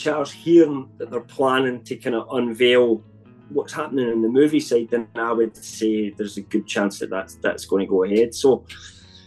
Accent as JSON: {"language": "English", "country": "United Kingdom", "said": "I'm British"}